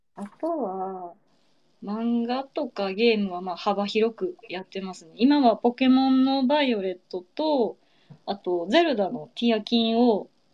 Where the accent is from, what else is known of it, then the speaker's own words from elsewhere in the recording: Kameoka, Kyoto, Japan; now in Osaka, Japan; 京都の亀岡っていうね、えー、すごい田舎大和美味しい水と山に囲まれたね、土田舎出身です